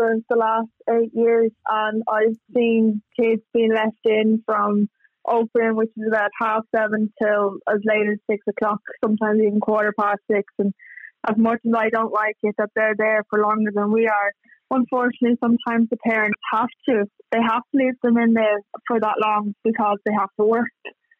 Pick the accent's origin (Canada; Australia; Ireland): Ireland; County Meath; I'm from Meath